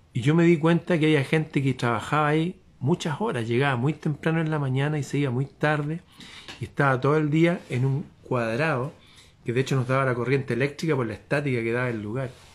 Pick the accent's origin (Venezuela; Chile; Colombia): Chile